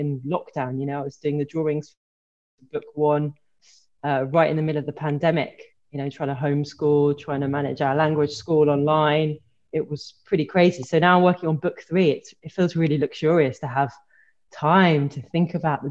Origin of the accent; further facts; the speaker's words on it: Brighton, South East England, United Kingdom; moved away as an adult; also born or lived in Liverpool / Oxford / Brussels / Paris; Okay, so I grew up in Brighton.